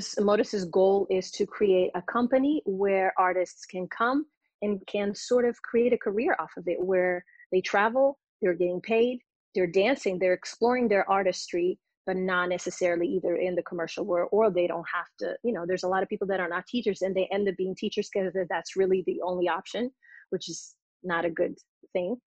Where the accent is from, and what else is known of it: Portugal; born or raised there; English is a second language; also born or lived in London; now in Los Angeles, United States